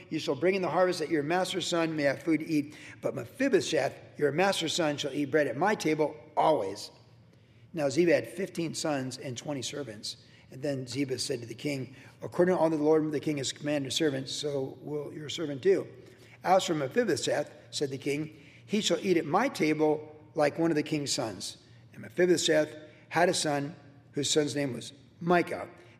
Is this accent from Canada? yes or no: no; Guam; also born or lived in Cleveland; Growing up in Guam, first, the Christmas almost bit my tongue off in Guam. I was 4 and 5. Kindergarten in Cleveland, I remember it really well.